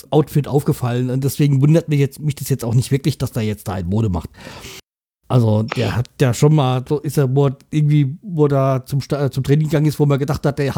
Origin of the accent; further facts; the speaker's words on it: Bremen, Germany; weil er ja halt auch aus meiner Heimatstadt kommt, so eine besondere Geschichte. Und ansonsten hätte ich gesagt, ah, mein Gott, der hat mit mir nichts zu tun oder der hat mit Bremen nichts zu tun